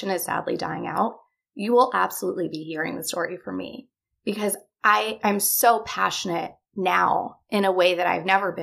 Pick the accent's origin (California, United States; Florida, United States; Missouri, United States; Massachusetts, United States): California, United States; Los Angeles; I grew up here in Los Angeles.